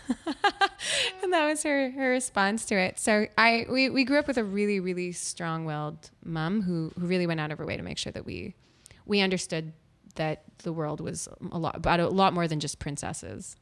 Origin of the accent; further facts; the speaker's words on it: Winnipeg, Manitoba, Canada; moved away as an adult; also born or lived in Ottawa; I grew up in Winnipeg, Manitoba, and I'm very proud